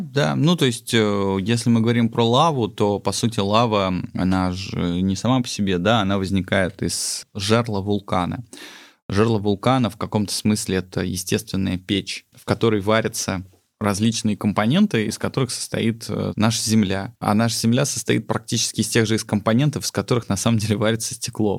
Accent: Sochi, Krasnodar Krai, Russia; moved away; also born or lived in Tbilisi, Georgia; я родился в Тбилиси, а э, частично вырос в Сочи

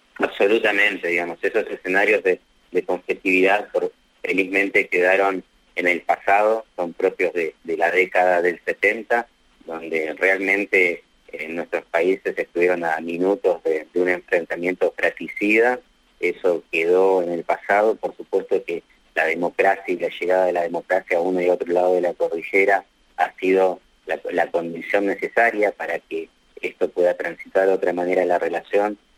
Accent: Argentina; nuestra Cancillería Nacional

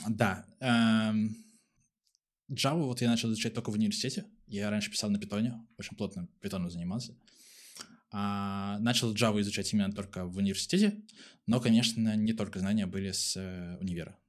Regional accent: Pskov, Pskov Oblast, Russia; now in Saint Petersburg, Russia; А сам я родом не из Санкт-Петербурга, из маленького городка, Псков называется

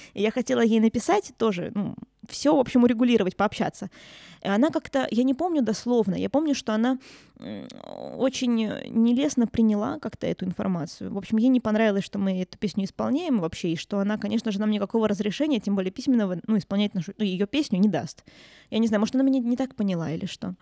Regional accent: Murmansk, Murmansk Oblast, Russia; я свой город люблю, в конце концов я здесь родилась, я тут выросла

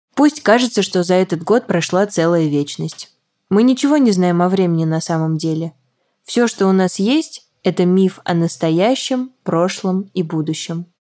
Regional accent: Samara, Samara Oblast, Russia; о Самаре, моем родном городе

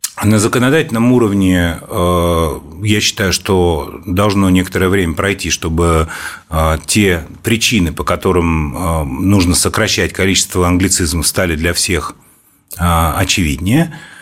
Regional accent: Moscow, Russia; Я родился и вырос в Москве. Я коренной москвич.

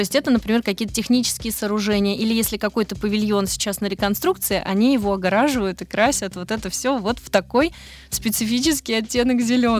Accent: Moscow, Russia; also born or lived in Netherlands / Belgium; now in Snegiri, Russia; я москвичка, ну, в смысле, по рождению

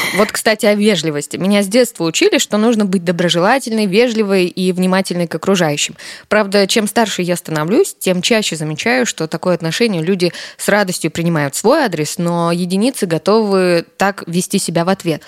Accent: Karaganda, Karaganda Region, Kazakhstan; в Караганде, в моем родном городе

